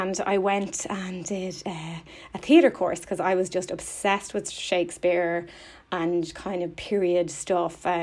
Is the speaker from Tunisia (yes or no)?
no; Thomastown, Leinster, Ireland; moved away as an adult; also born or lived in Kilkenny, Ireland / Australia; now in London, United Kingdom; I grew up in a little town near there called Thomastown